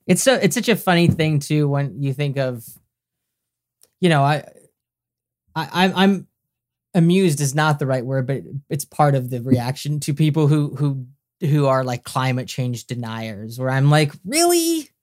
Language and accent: English; Canada; also born or lived in Los Angeles, United States; I'm a Canadian, I live in Canada and, and I lived in America for a few years